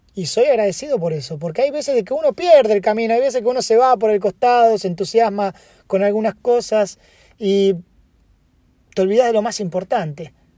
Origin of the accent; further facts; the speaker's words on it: Argentina; now in United States; yo soy argentino